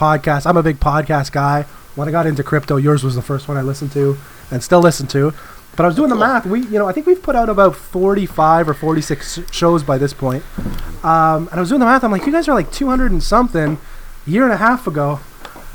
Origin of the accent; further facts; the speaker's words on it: Canada; I'm Canadian